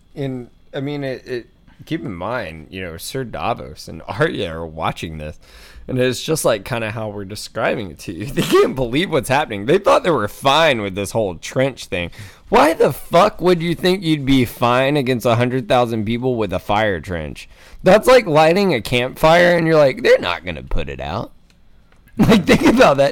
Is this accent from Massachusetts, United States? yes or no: no; Atlanta, Georgia, United States; moved away; I'm from Atlanta, Georgia, originally